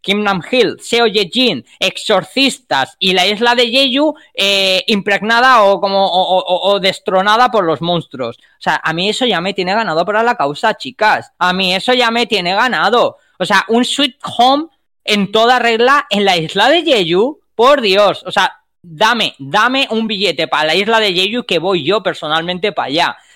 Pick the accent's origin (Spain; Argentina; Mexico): Spain; nosotros como españoles